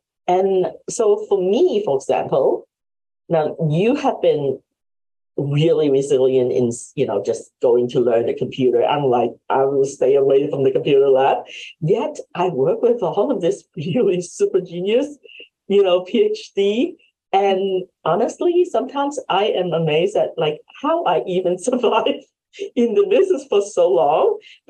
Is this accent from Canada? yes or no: no; Hong Kong; English is a second language; now in United States; We're immigrants from Hong Kong. And so we left in the 1980s. And we came to the state not really speaking that much English.